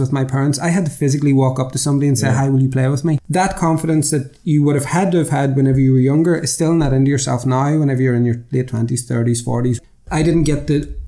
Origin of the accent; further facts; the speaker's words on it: Lurgan, Northern Ireland, United Kingdom; I grew up in Lurgan in County Armagh